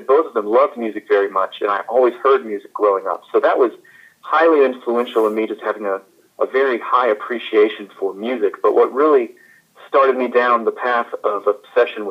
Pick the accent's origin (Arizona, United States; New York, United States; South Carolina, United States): South Carolina, United States; Florence; moved away as an adult; also born or lived in St. Louis, Missouri; now in Dallas, United States; I was actually born in St. Louis, Missouri, although I grew up in Florence, South Carolina